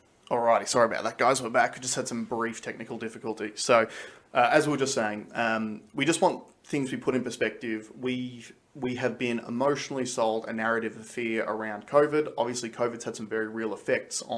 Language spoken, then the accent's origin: English; Australia; as Australian citizens